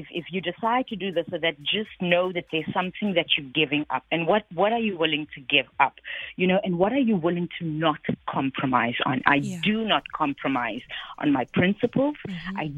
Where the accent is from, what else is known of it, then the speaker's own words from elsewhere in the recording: Cape Town, Western Cape, South Africa; also born or lived in New York, United States; I am a South African.